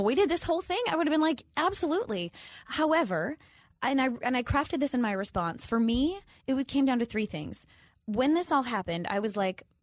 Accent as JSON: {"language": "English", "region": "Minnesota", "country": "United States", "said": "I'm from the Midwest. I'm from Minnesota"}